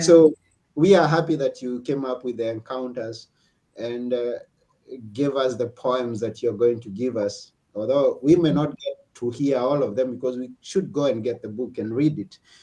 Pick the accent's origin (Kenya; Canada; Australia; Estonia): Kenya; now in Athens, Greece; I'm personally from Kenya, but mm. I'm mm-hmm. currently in Athens, Greece